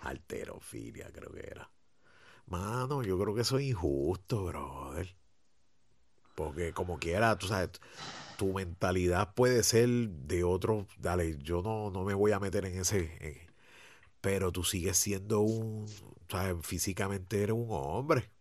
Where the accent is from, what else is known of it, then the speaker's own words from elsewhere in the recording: Puerto Rico; Aquí en Puerto Rico